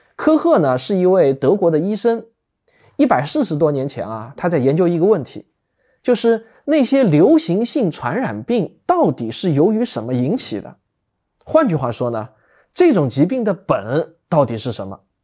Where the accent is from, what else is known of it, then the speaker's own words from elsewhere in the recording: China; 我们中国人